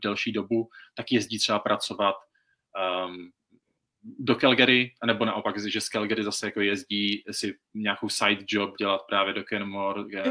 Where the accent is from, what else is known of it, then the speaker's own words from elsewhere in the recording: Czechia; moved away as an adult; now in Canada; já jsem byl zvyklý z Česka si prostě vyjít do lesu